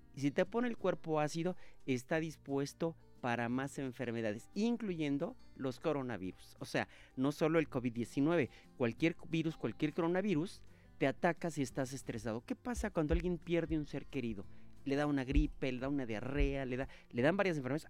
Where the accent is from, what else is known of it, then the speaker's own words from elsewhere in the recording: Monterrey, Nuevo León, Mexico; moved away; Monterrey, Nuevo León, mi tierra